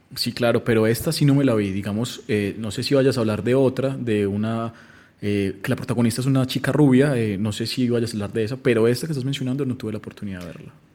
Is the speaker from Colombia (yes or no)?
yes; Colombia; siendo pues colombianos